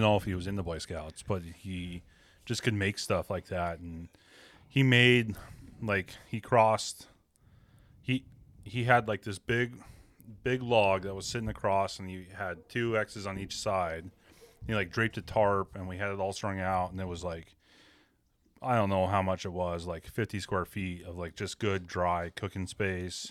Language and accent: English; Western Washington, United States; I grew up in Western Washington